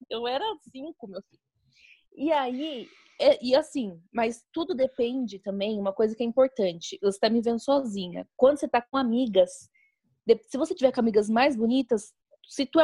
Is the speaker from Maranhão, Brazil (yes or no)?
no; Minas Gerais, Brazil; accent: Mineiro; Ah, aqui também eu, eu, eu não tenho um sotaque totalmente mineiro.